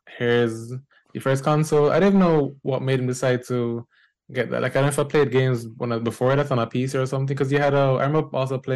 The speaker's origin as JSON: {"language": "English", "country": "Jamaica", "tie": "born or raised there", "moved": "yes", "lives_now": "New York, United States", "said": "I'm a Jamaican born and raised game developer, currently living in New York."}